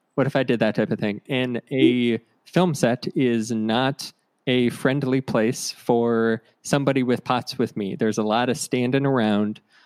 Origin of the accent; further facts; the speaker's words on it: Ohio, United States; I'm from Ohio, so we would go to Orlando for vacation